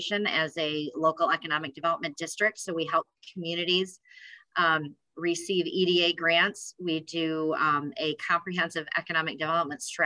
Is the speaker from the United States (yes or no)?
yes; West Michigan, United States; I grew up in West Michigan